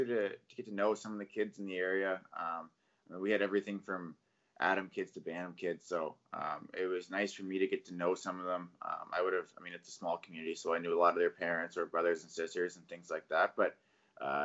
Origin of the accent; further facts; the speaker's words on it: Yarmouth, Nova Scotia, Canada; moved away; I grew up in Yarmouth, and Yarmouth's pretty far from everything